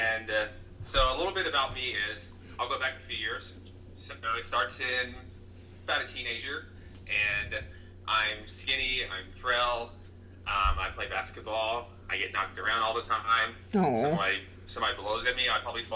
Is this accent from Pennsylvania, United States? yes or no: no; Tennessee, United States; also born or lived in New York; I'm from Tennessee, and Tennessee is fairly conservative compared to New York.